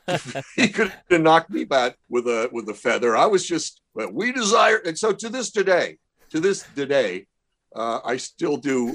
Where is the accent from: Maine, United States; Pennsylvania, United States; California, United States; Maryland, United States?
Maryland, United States; Baltimore; When I was a kid growing up in Baltimore